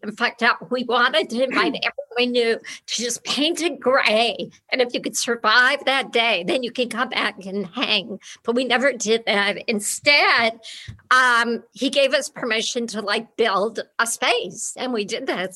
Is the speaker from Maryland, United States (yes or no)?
no; Beverly Hills, California, United States; it's a nice Beverly Hills house